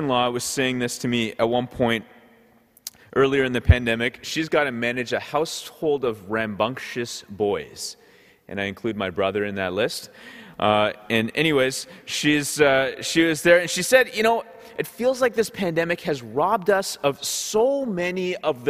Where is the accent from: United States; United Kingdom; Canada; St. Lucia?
Canada; Ottawa, Ontario; also born or lived in Goa, India (ancestry); So growing up in Ottawa, we would often be going to these Goan parties